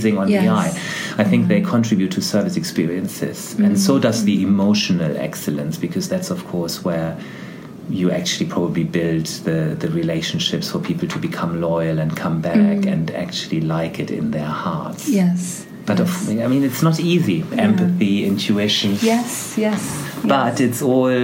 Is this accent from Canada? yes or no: no; Germany; moved away as an adult; now in United Kingdom; I was born in Germany and that's just the way you start your professional life there in certain professions